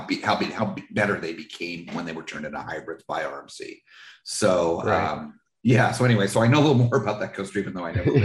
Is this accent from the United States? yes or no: yes; New Jersey, United States; also born or lived in California / Washington; now in Florida, United States; I grew up in New Jersey